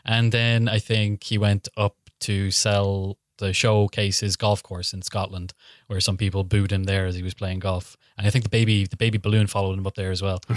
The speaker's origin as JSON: {"language": "English", "town": "Killybegs", "region": "Ulster", "country": "Ireland", "tie": "born or raised there", "said": "my hometown, Killybegs"}